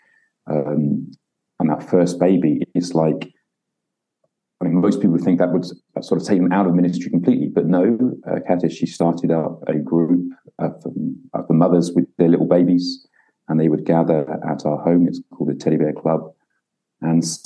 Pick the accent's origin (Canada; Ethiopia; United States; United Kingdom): United Kingdom; moved away as an adult; now in Ukraine; as a British person here in Ukraine